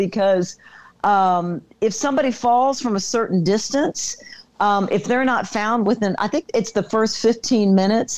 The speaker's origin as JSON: {"language": "English", "region": "Texas", "country": "United States", "said": "Texan. We're both from Texas"}